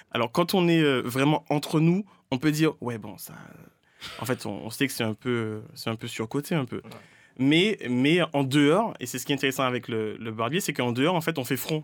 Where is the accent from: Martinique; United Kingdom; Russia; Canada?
Martinique; also born or lived in Rennes; now in Paris, France; j'ai grandi en Martinique